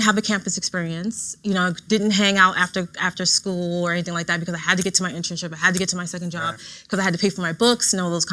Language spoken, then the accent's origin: English; New York, United States; growing up in the Bronx, especially the North Bronx